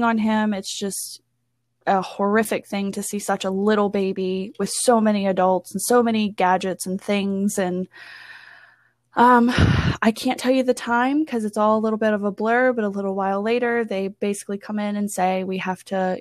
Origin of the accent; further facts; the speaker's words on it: Front Royal, Virginia, United States; I am from Front Royal, Virginia.